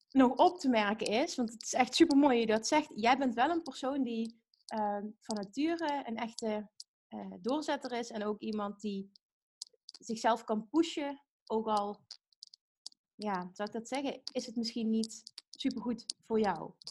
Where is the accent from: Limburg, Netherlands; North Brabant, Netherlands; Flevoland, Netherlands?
Limburg, Netherlands; We komen allebei uit Limburg, dus we zijn nu net overgeschakeld van het Limburgs naar het Nederlands